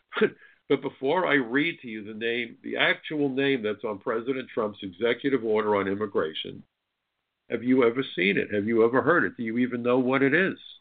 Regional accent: New York, United States; I'm a New Yorker

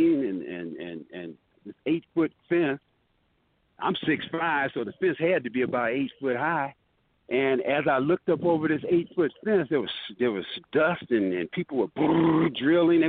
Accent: Benton Harbor, Michigan, United States; moved away as an adult; also born or lived in Detroit, Michigan; I just got through graduating from Benson Harbor High School. I was 17 years old at the time

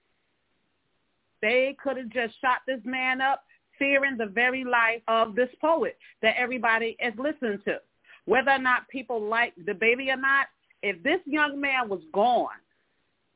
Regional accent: Newark, New Jersey, United States; now in North Charleston, United States; I'm actually calling out from North Charleston, South Carolina, but I am originally from Newark, New Jersey, Brick City

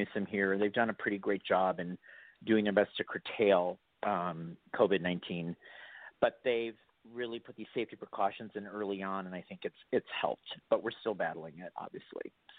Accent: Milwaukee, Wisconsin, United States; now in Los Angeles, United States; I grew up in Milwaukee, Wisconsin. I am from the Midwest.

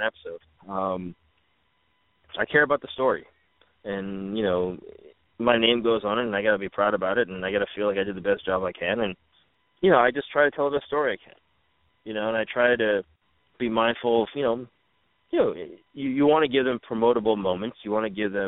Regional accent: New York, United States; now in Los Angeles, United States; I'm a New Yorker.

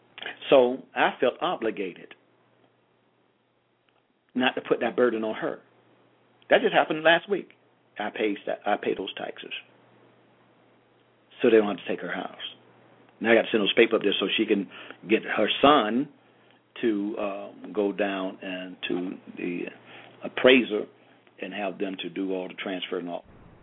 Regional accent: Georgia, United States; I'm from Georgia. I like my garage on the side or the back.

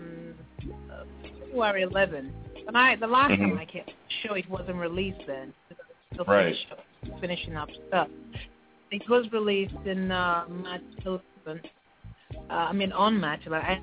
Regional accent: Nigeria; I'm a Nigerian

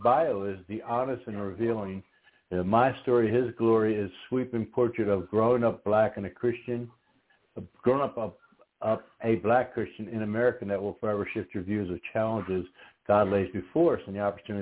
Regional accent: outside of the Philadelphia area, Pennsylvania, United States; childhood growing up outside of the Philadelphia area

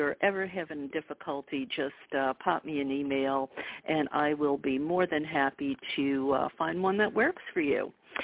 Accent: the Bible Belt, United States; I grew up in the Bible Belt

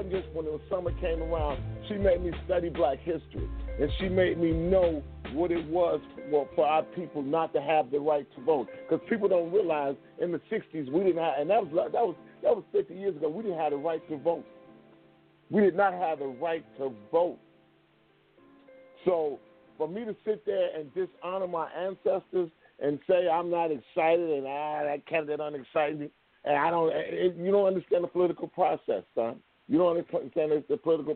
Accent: Gary, Indiana, United States; Because I live next to Gary, Indiana, and I'm from Gary, Indiana

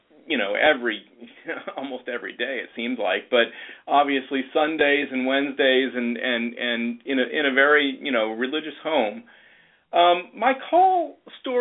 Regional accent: Louisville, Kentucky, United States; now in Misenheimer, United States; I'm originally from Louisville, Kentucky. That's where I grew up

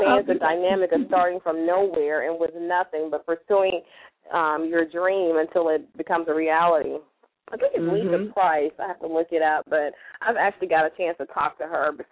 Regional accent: Memphis, Tennessee, United States; I was new and I was from Memphis

